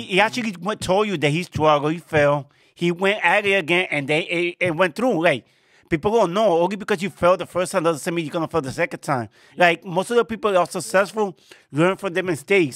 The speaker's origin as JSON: {"language": "English", "town": "New York City", "region": "New York", "country": "United States", "tie": "born or raised there", "said": "I was born here in New York in the Bronx"}